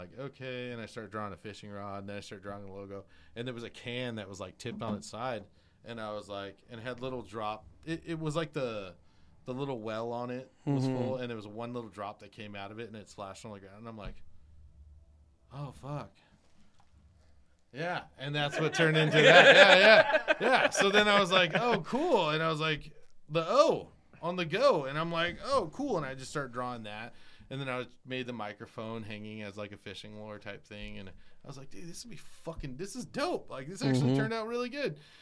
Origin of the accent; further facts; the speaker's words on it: New York City, New York, United States; moved away; also born or lived in Perris, California; I was born in New York. I lived in Glendale, Queens